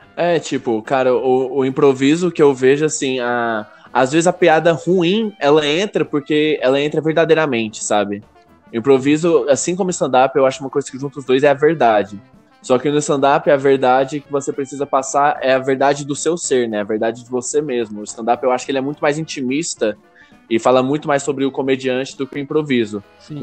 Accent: Goiânia, Goiás, Brazil; eu sou de Goiânia

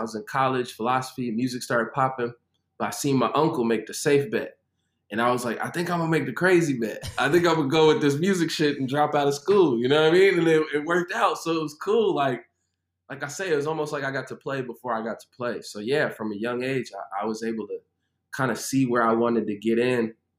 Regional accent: Chicago, Illinois, United States; now in Nashville, United States; Well, right now I'm in Cashville, Tennessee. I'm originally from Chicago. I've moved a lot in my life.

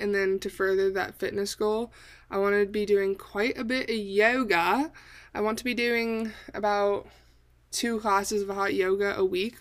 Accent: Bay Area, Northern California, United States; moved away as an adult; now in Arizona, United States; I was born and raised in Northern California, the Bay Area

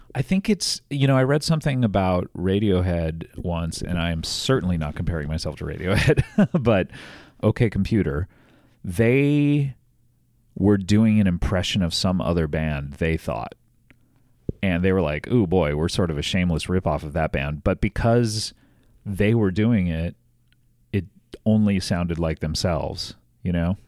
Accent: Orange County, California, United States; I grew up in Orange County

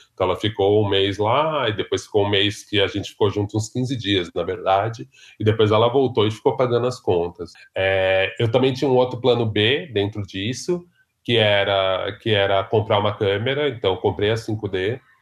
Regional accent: São Paulo, Brazil; Cresci em Ipiranga, mais precisamente na Vila das Mentes seis.

